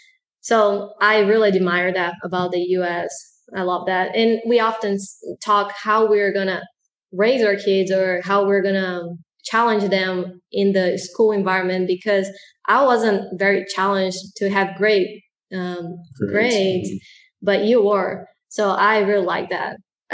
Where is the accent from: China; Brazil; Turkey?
Brazil; now in United States; Growing up in Brazil is very different than growing up here in the States.